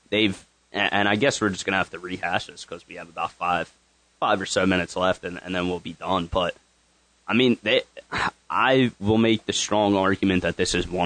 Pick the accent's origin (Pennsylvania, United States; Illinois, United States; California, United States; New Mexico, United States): Pennsylvania, United States; Philadelphia; I love the city, man. I I love being from here. I love saying I'm from Philly and cheering for all these teams.